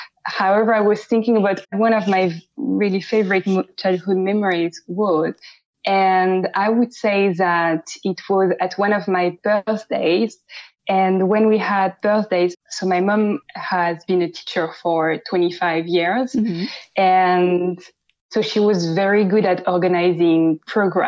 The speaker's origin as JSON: {"language": "English", "town": "Paris", "region": "Île-de-France", "country": "France", "tie": "born or raised there", "also_born_or_lived": "Amsterdam", "accent": "French", "second_language": "English", "moved": "as an adult", "lives_now": "London, United Kingdom", "said": "I am from France, and I was born in Paris, and I grew up in Paris"}